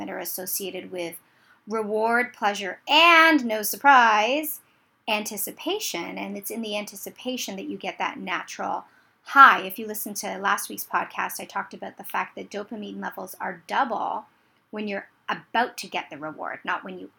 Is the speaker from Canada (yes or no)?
yes; Canada; I'm Canadian